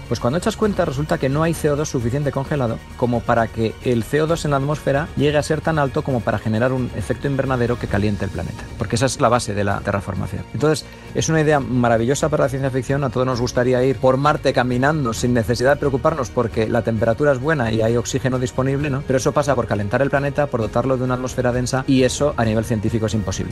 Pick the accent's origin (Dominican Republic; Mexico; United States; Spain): Spain; Burgos, Castile and León; yo soy de Burgos y, paseo muchas veces por Atapuerca